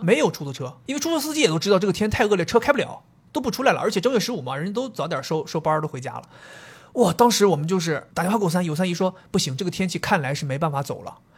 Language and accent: Chinese; Dalian, Liaoning, China; 我作为东北人